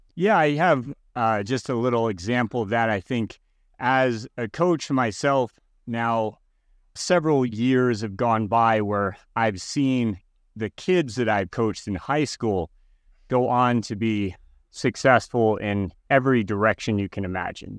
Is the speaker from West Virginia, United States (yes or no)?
no; Connecticut, United States; I was growing up in Connecticut